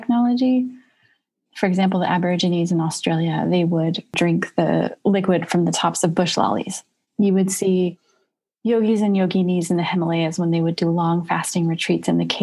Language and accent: English; United States; I'm also very proud to be an American. I love being an American